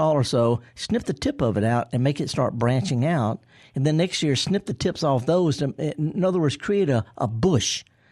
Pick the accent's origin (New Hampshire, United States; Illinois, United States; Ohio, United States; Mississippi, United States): Mississippi, United States; Indianola; I'm from Indianola.